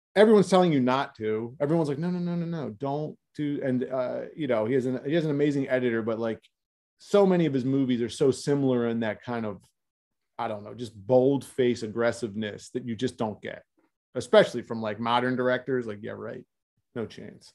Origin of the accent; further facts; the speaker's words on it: Philadelphia, Pennsylvania, United States; I'm from South Philadelphia. So right. an Italian American neighborhood in South Philadelphia